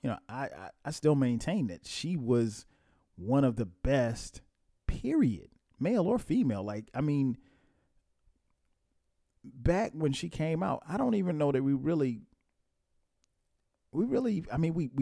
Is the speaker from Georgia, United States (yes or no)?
yes; Atlanta, Georgia, United States; my hometown, ATL